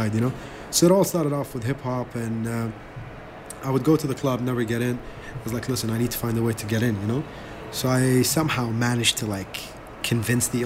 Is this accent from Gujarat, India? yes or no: no; New Delhi, Delhi, India; also born or lived in Iraq; now in Dubai, United Arab Emirates; I grew up in New Delhi, India.